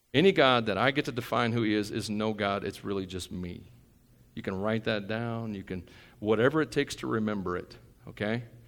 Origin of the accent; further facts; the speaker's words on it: Tennessee, United States; moved away; we're from Tennessee